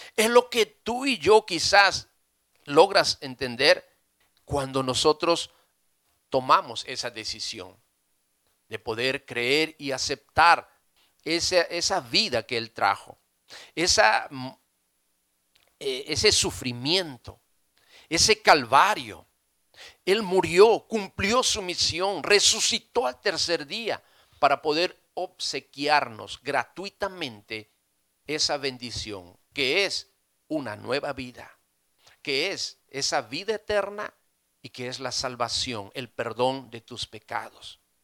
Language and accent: Spanish; Peru; nosotros como peruanos